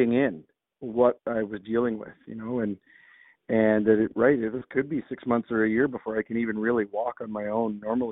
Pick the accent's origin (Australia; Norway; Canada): Canada; southern Ontario; I grew up in Ontario, here in southern Ontario, playing hockey and lacrosse